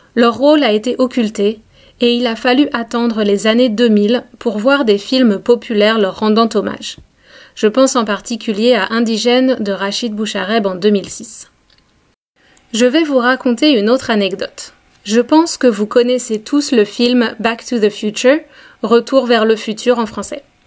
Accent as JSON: {"language": "French", "country": "France", "tie": "born or raised there", "said": "quand on habite dans une petite ville de province, comme là où j'ai grandi"}